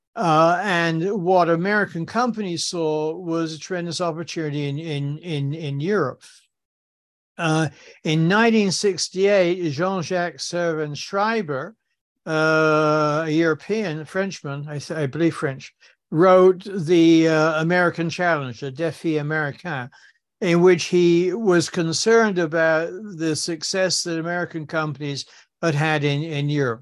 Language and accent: English; Southampton, South East England, United Kingdom; moved away as an adult; now in New York, United States; I grew up in, in Southampton, uh, in, in England